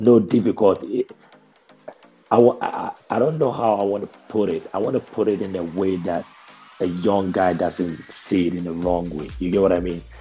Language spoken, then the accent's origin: English; Ghana; accent: thick Ghanaian; moved away; also born or lived in United States; When I went to America, I had a thick Ghanaian accent